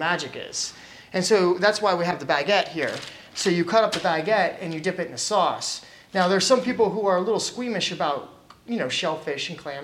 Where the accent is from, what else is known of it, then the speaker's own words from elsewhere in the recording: Virginia, United States; moved away as an adult; now in Portland, United States; we're from the South.